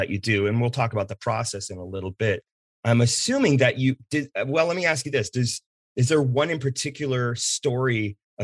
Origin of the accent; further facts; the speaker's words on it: Pacific Northwest, United States; I grew up here in the Pacific Northwest